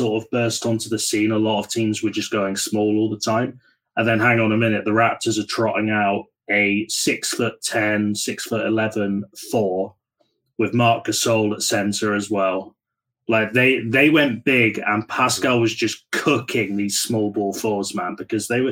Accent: United Kingdom; as a Brit

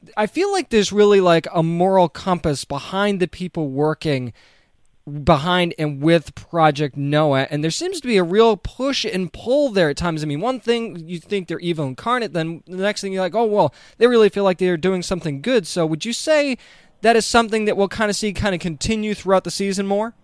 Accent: New England, United States; moved away; I'm originally from New England.

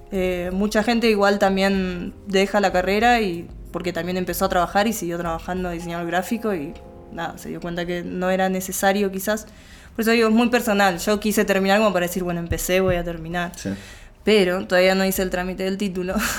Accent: Neuquén, Argentina; now in Buenos Aires, Argentina; yo soy de Neuquén

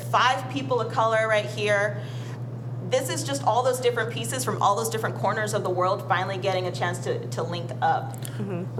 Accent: Middlebury, Vermont, United States; I'm from a little white town called Middlebury, Vermont

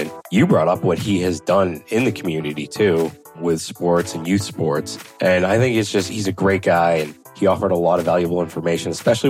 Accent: Massachusetts, United States; Growing up in Massachusetts, I had to throw that in there.

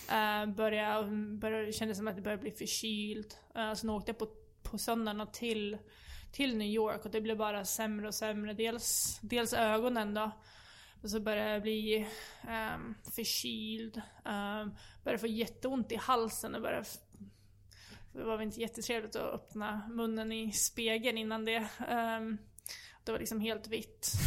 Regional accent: Sweden; som svensk

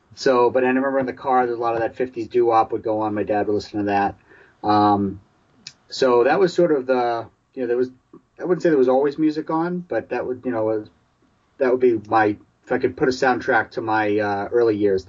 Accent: New York City, New York, United States; now in Boston, United States; I grew up in New York City, so I had a little bit of a close proximity to …'s music growing up.

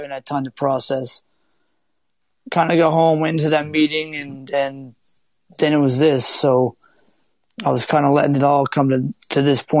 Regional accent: East Coast, United States; because I'm from the East

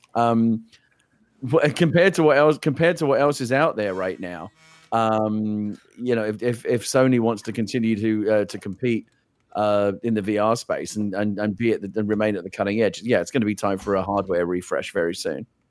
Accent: London, United Kingdom; I grew up in the East End of London. I grew up in London, born and raised where this game is set.

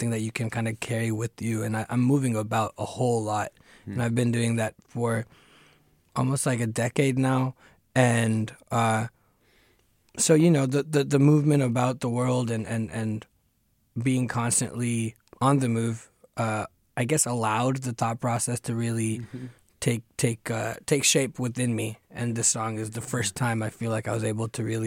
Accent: Fremont, California, United States; first language Tamil; also born or lived in Chennai, India; I was born in Chennai, grew up in Fremont

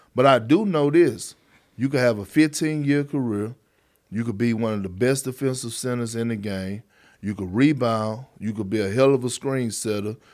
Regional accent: Beaumont, Texas, United States; also born or lived in Port Arthur, Texas; my hometown

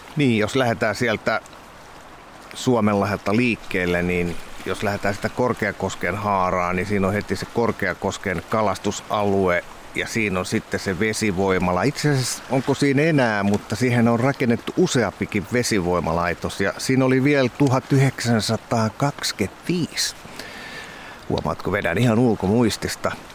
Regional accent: Kotka, Kymenlaakso, Finland; mä oon Kotkan poika ja lapsuuteni vietin Kymioella tuolla vähän alempaa

